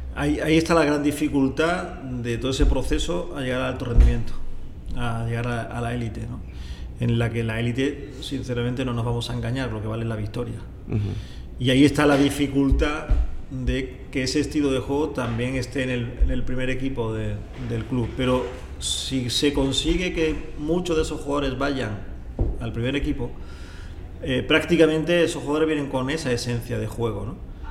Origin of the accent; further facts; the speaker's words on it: a small village near Granada, Andalusia, Spain; moved away; yo nazco en un pueblo pequeñito de cerca de la ciudad de Granada, está en el sur de España